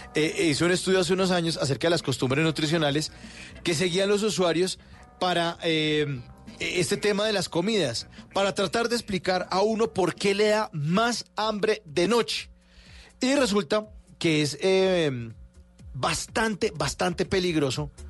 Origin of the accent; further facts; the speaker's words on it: Bogotá, Bogotá Capital District, Colombia; aquí somos los rolos